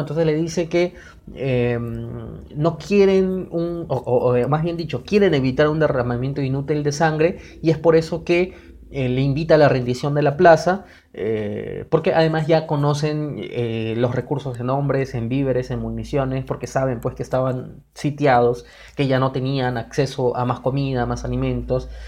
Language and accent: Spanish; Peru; nosotros como peruanos